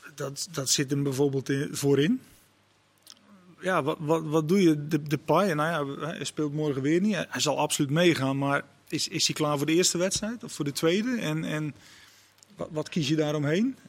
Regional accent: Netherlands; als Nederlander

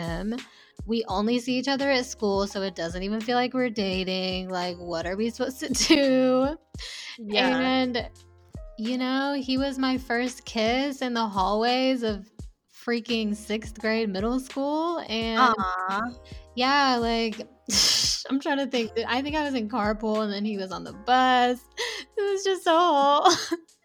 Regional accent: the South, United States; growing up in the South, it's just like very oppressive

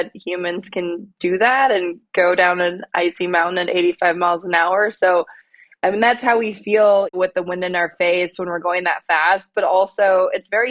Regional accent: Minnesota, United States; I grew up in Minnesota

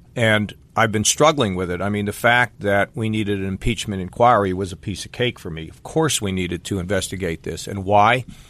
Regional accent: Westerville, Ohio, United States; my hometown of Westerville

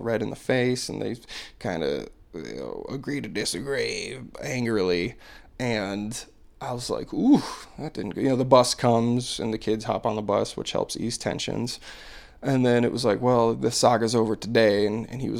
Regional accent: United States; as like an American

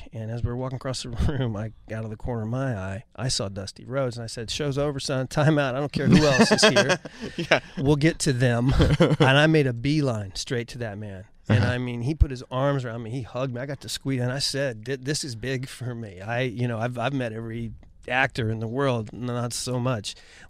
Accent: Ohio, United States; born or raised there; moved away

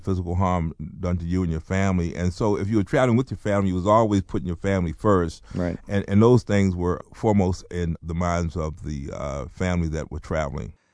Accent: North Carolina, United States; also born or lived in Baltimore, Maryland; I was born in Baltimore, but I grew up in North Carolina

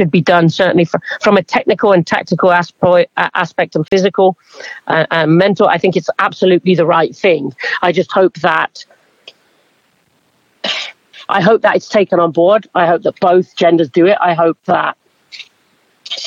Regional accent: England, United Kingdom; now in United States; growing up in England

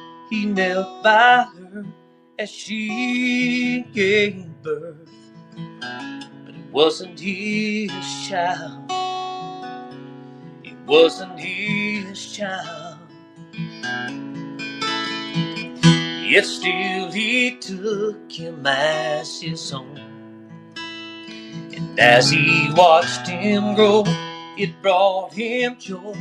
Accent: United States; I'm a American to the bone

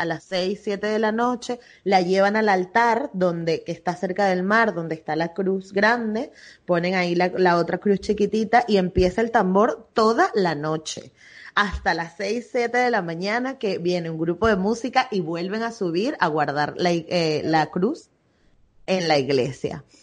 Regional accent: Venezuela; now in Barcelona, Spain

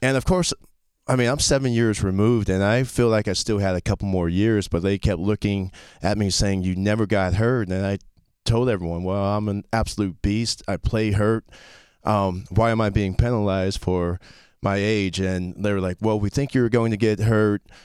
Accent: Florida, United States; also born or lived in Fort Riley, Kansas / Okinawa, Japan / Fort Campbell, Kentucky; I was born in Fort Riley, Kansas, and moved immediately to Okinawa until I was four years old. Um, went to Fort Campbell, Kentucky, till I was six, and then been in Florida ever since my dad retired

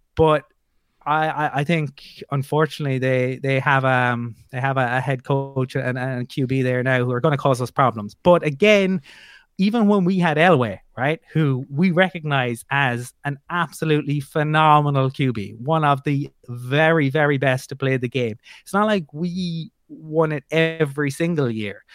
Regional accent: Ireland; I'm from Ireland

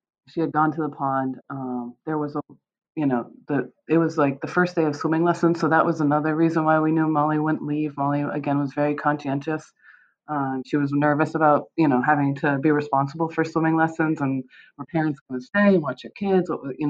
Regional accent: Michigan, United States; born there; I was born in Michigan. My mom is from Michigan, but my dad had grown up in West Warren.

